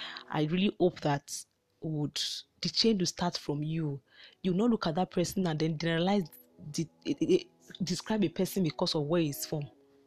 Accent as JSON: {"language": "English", "country": "Nigeria"}